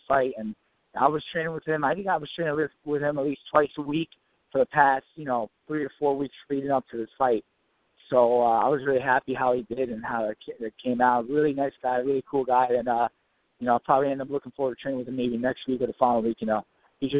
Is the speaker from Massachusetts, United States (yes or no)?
no; Ramsey, New Jersey, United States; now in Paterson, United States; I actually grew up in Ramsey. I live in Patterson right now